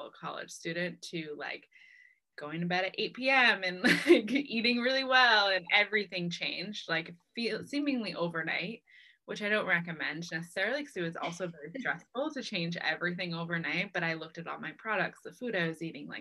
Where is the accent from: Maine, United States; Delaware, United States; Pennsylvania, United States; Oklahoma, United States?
Maine, United States; Lewiston; also born or lived in San Diego, California; I grew up in Maine, at least since I was three. I was born in San Diego, but I moved here when I was three, so I call Maine home.